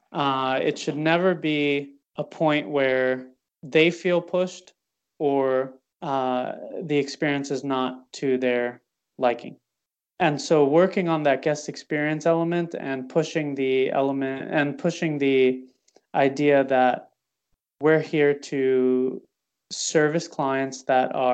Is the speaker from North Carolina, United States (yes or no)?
yes; Charlotte, North Carolina, United States; I haven't met one person that was born and raised in Charlotte, and I'm meeting a lot of people right now.